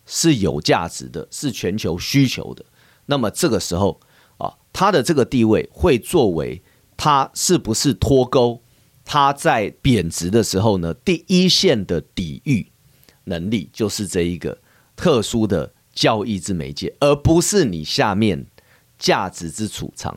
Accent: Taiwan; 我们台湾人呢是非常喜欢这个日本的，呃，产品、服务、旅游、文化这些

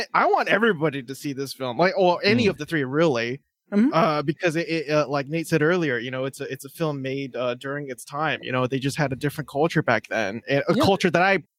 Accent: California, United States; I'm from California

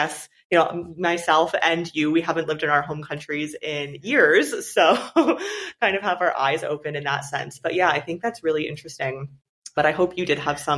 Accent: Canada; moved away; I'm from Canada

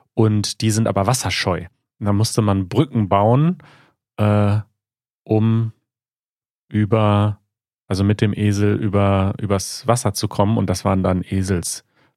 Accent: Münsterland / Ruhr area, North Rhine-Westphalia, Germany; Ich bin ja im Münsterland, aber schon eher Ruhrgebiet.

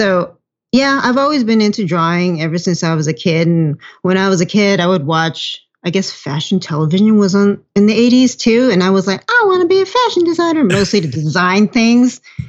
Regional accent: Los Angeles, California, United States; I was born in LA. I grew up in Echo Park area.

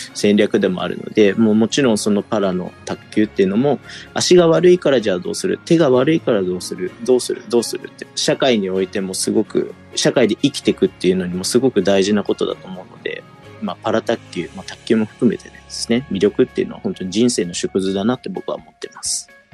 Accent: Toyohashi, Aichi, Japan; 僕は地元の豊橋で今も活動していまして

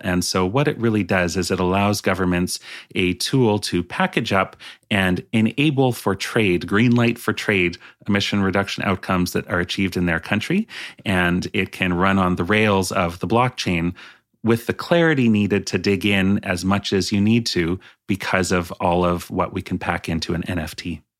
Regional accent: British Columbia, Canada; also born or lived in Vernon; I grew up in British Columbia

